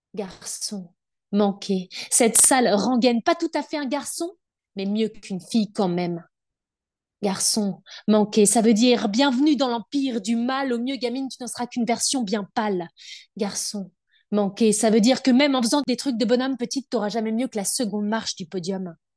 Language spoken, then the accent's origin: French; Brittany, France; je suis bretonne, adoptée